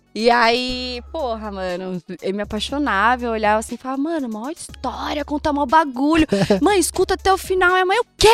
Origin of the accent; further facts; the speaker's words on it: Praia Grande, São Paulo, Brazil; Passei a minha infância, minha adolescência, assim, em Praia Grande, né? Litoral de São Paulo